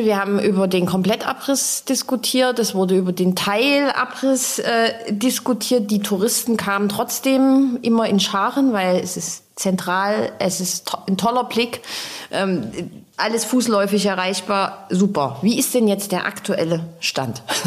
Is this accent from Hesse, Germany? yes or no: no; Dresden, Saxony, Germany; als Dresdner